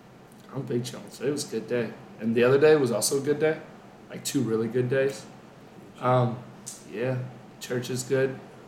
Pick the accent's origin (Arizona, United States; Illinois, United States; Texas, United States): Texas, United States; Coppell; I'm 20 years old. I go to the University of Arkansas. I grew up in Coppell, Texas.